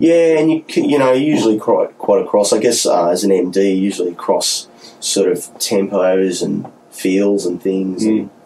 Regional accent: Newcastle, New South Wales, Australia; moved away as an adult; now in Melbourne, Australia; I grew up in Newcastle

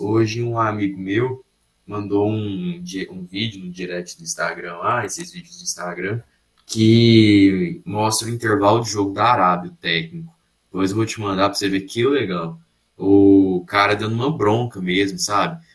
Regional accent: Brazil; Eu, eu obviamente, sou brasileiro

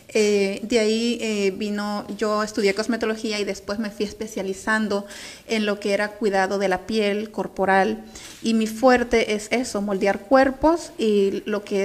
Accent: Honduras; now in Bell, United States

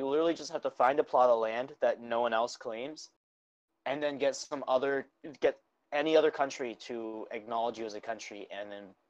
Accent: United States; I'm an American.

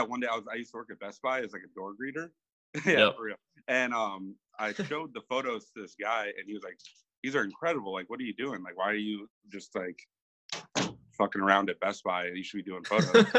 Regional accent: Minneapolis, Minnesota, United States; I'm a photographer from Minneapolis, Minnesota

